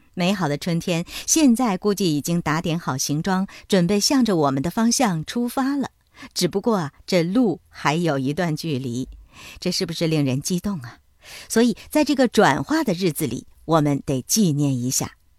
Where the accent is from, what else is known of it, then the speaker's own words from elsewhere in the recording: China; 我们中国人